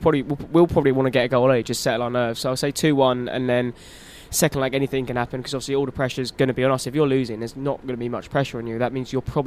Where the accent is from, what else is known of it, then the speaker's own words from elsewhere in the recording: London, United Kingdom; I'm from South London